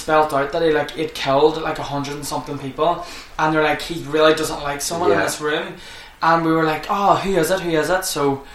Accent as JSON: {"language": "English", "country": "Ireland", "said": "I'm Irish"}